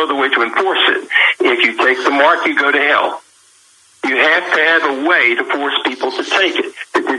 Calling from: Kentucky, United States

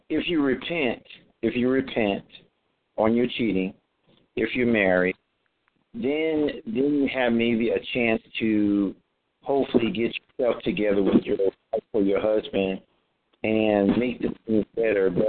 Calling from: Atlanta, Georgia, United States; and I'm calling from Atlanta, Georgia.

